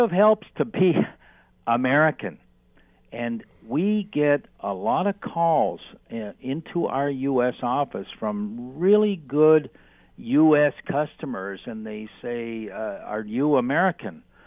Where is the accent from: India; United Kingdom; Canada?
Canada; being Canadian